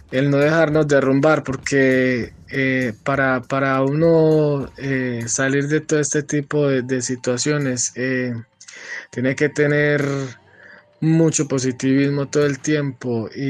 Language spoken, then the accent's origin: Spanish; Colombia; moved away as an adult; now in White Plains, United States; Yo salí de Colombia porque eh, por amenazas en el mes de, diciembre del 2015 intentaron eh, robarme y, apuñalarme, ¿cierto?